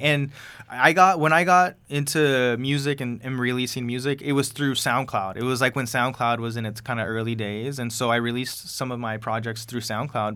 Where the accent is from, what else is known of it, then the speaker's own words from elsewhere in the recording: Coachella Valley, California, United States; first language Spanish; I'm from the Coachella Valley, born yeah. and raised